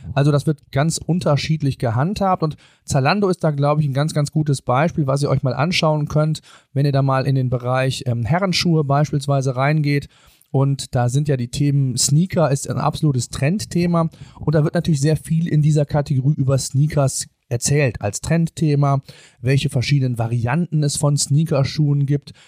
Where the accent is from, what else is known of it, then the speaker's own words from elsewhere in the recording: Germany; bei uns in Deutschland